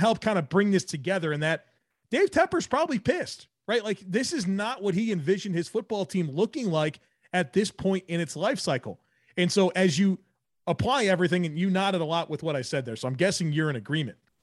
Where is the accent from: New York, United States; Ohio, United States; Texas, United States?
New York, United States; Buffalo; now in Charlotte, United States; I'm from Buffalo